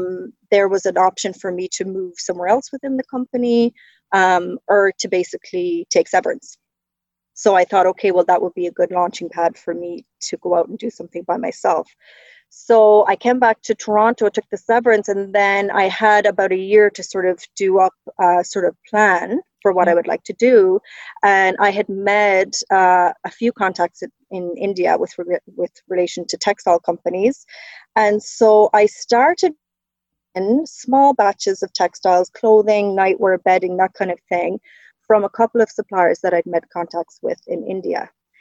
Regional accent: County Cork, Ireland; moved away as an adult; now in Ontario, Canada; It's definitely faded a little bit, but I grew up in the south of Ireland in County Cork in a very small village, 700 people. So yeah, long way from home.

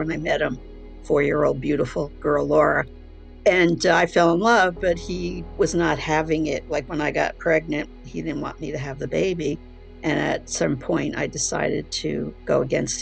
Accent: New Jersey, United States; moved away; also born or lived in San Francisco; Growing up in New Jersey and coming from that family that rejected me

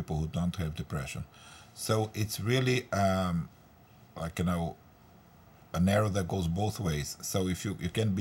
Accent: Brazil; moved away; I'm originally from Brazil

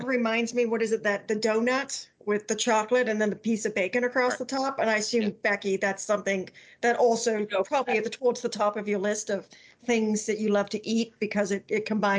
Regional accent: England, United Kingdom; I was brought up on mayonnaise, so even though I'm technically English, I still put mayonnaise on, you know, my ham and Swiss sandwich

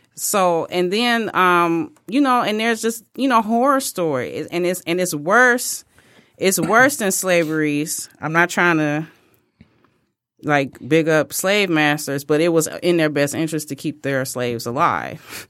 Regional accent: United States; I am an American, and I'm an American that takes it very seriously.

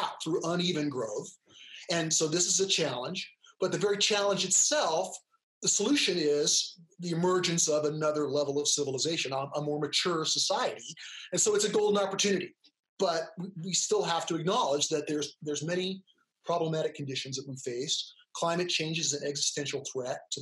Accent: California, United States; I'm an American, I'm a male, you know, I'm of English heritage, right? I grew up in California.

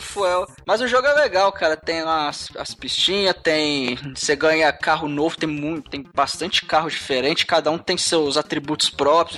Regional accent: Brazil; eu sou brasileiro

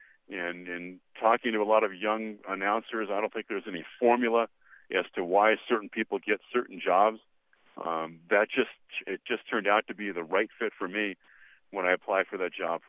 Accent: California, United States; growing up in California as I did in the 60s

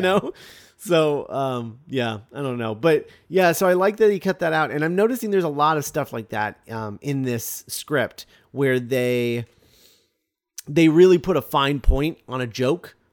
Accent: United States; we're American

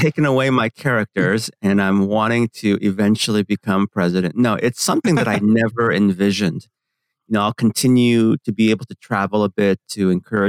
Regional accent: San Francisco, California, United States; English is a second language; I grew up in San Francisco, in the Bay Area

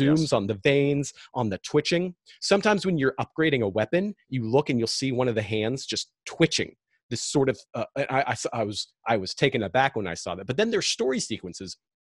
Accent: Seattle, Washington, United States; I'm from Seattle

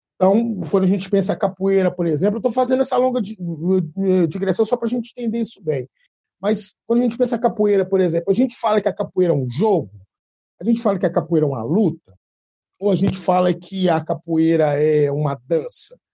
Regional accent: Belo Horizonte, Minas Gerais, Brazil; sou de Belzonte

